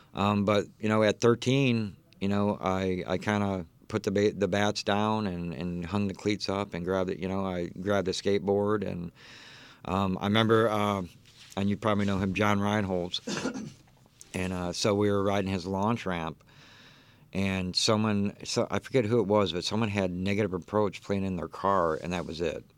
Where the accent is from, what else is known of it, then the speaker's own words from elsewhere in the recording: Detroit, Michigan, United States; moved away; also born or lived in Texas; I was actually born, um, uh, in, uh, Brightmoor, Detroit, uh, lived there